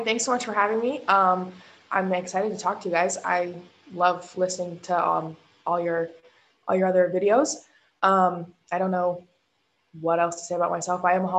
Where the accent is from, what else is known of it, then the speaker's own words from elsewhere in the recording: Colorado, United States; moved away; I'm originally from Colorado